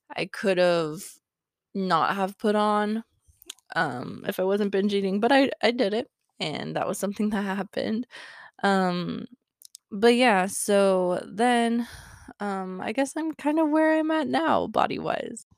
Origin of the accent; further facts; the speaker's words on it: Wyoming, United States; I grew up in Wyoming